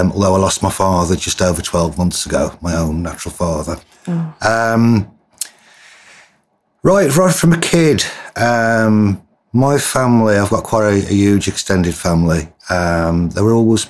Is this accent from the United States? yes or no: no; Wolverhampton, West Midlands, United Kingdom; I'm originally from the West Midlands, Wolverhampton. I'm a black country boy, not a Brummie